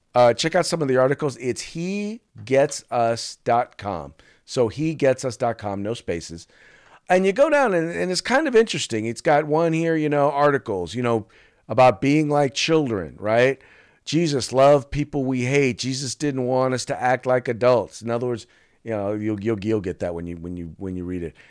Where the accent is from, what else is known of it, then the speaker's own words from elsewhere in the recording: United States; as an American